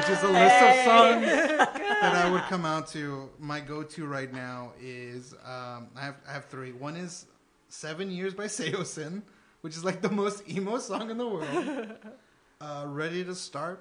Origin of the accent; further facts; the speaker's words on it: Houston, Texas, United States; also born or lived in Denton, Texas; I'm from Houston, Texas, originally, but I went to school in Denton, Texas, which is about an hour north of Dallas.